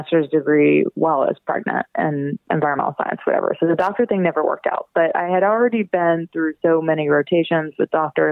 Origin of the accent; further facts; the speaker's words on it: right outside of New Orleans, Louisiana, United States; I was born and raised right outside of New Orleans, Louisiana